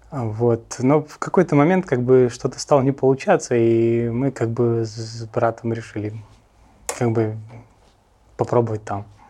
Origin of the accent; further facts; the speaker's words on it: Russia; moved away as an adult; also born or lived in United States / Los Angeles; я как бы армянин, жил всю жизнь в России